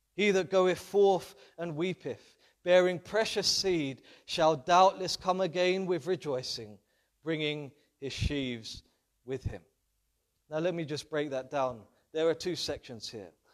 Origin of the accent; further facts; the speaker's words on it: London, United Kingdom; being a Londoner and growing up in London